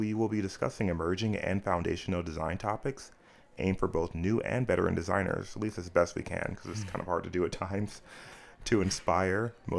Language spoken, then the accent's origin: English; Indiana, United States; also born or lived in North Carolina / Japan / Italy; I grew up in Indiana, North Carolina, Japan, and Italy.